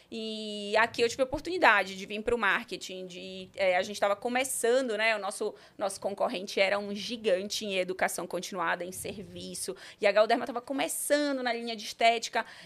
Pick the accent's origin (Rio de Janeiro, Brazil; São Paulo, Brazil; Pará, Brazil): Pará, Brazil; Belém; na verdade, eu comecei em Belém do Pará. Eu sou paraense